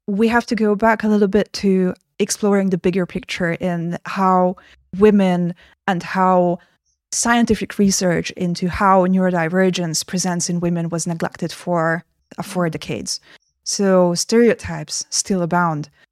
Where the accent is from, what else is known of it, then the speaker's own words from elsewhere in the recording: Hungary; I got admitted to film school in my home country, Hungary